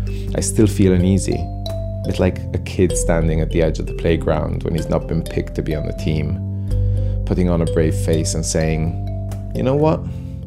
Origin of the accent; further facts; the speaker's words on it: Italy; now in Edinburgh, United Kingdom; I'm shouting for Italy because I was born here.